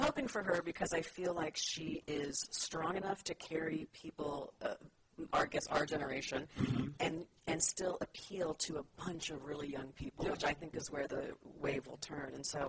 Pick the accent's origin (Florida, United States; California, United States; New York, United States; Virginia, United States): California, United States; San Jose; I was born and raised in San Jose, California.